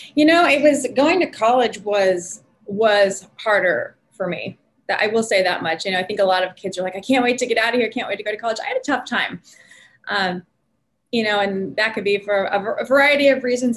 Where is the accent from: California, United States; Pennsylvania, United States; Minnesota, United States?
California, United States; Northern; also born or lived in San Francisco Bay Area; now in Southern California, United States; I grew up in Northern California. So I'm California born and bred